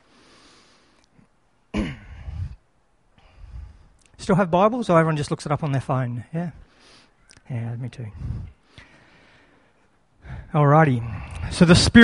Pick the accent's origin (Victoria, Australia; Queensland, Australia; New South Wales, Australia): New South Wales, Australia; Lismore; moved away as an adult; also born or lived in Alstonville, Australia; now in Brisbane, Australia; I was born in Lismore Base Hospital. I was dedicated 7 days later in Lismore Baptist Church. I went to Lismore Primary School, Wallingbar Public School, Alstonville High School.